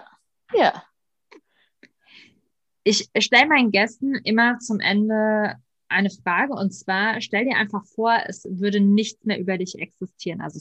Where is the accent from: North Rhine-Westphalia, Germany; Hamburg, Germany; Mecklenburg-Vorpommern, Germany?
North Rhine-Westphalia, Germany; ja, ich komme aus der Nähe von Köln